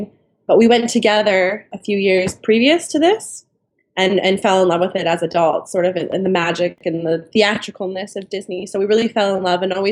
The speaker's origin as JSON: {"language": "English", "town": "Toronto", "region": "Ontario", "country": "Canada", "said": "We're from Toronto, Canada"}